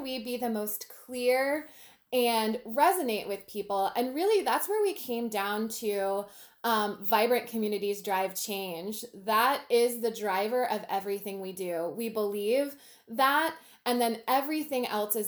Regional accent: Manassas, Virginia, United States; I grew up in Manassas, which has a thriving downtown Main Street program

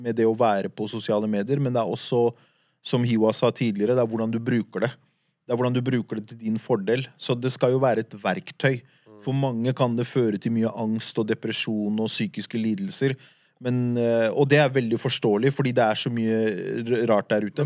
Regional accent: Oslo, Norway; De eldre gutta jeg vokste opp med på Furuset

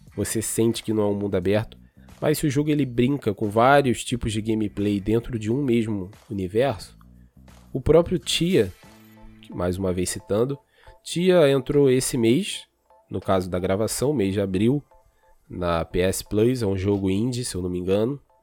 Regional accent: Brazil; a gente é brasileiro

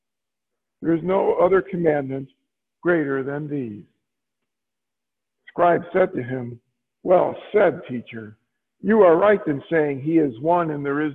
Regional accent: Chicago, Illinois, United States; I grew up in Chicago, went to two Catholic schools

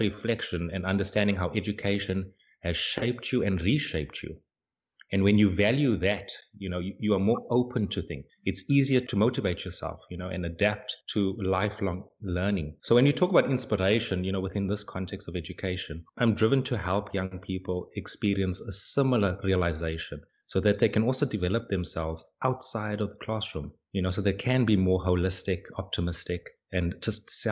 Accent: South Africa; moved away as an adult; now in Hungary; I'm a South African living in Hungary for the past 3 years or so

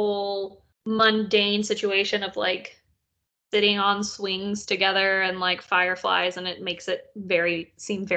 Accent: Columbia, South Carolina, United States; my hometown, St. Pat's and Five Points

